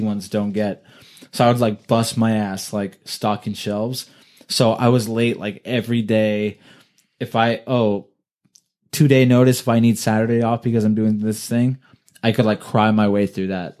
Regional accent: Thousand Oaks, California, United States; also born or lived in Ventura, California / Oxnard, California; lived in Thousand Oaks like okay. my whole life

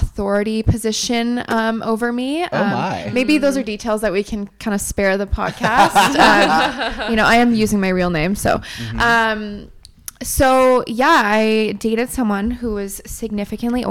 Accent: Ottawa, Ontario, Canada; moved away as an adult; also born or lived in Montreal, Canada; now in Toronto, Canada; So I'm from Montreal originally. Grew up in Ottawa, so I would say I'm from Ottawa

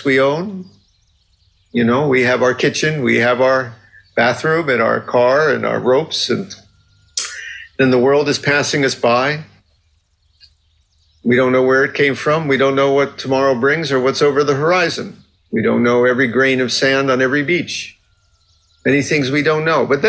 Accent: Fort Lauderdale, Florida, United States; I grew up in Fort Lauderdale, Florida, which is a big sailing town

